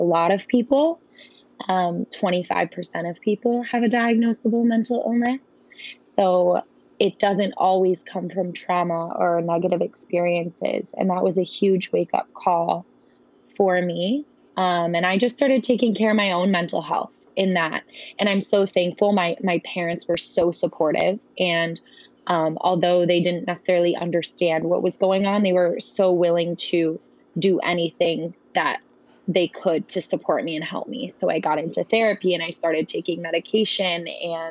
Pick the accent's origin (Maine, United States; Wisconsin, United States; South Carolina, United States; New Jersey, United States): Wisconsin, United States; I'm from Wisconsin